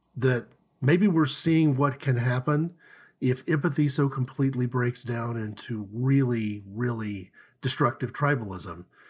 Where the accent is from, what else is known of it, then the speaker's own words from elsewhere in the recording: Tulsa, Oklahoma, United States; we grew up in Tulsa, Oklahoma, we went to school there from kindergarten through, you know, college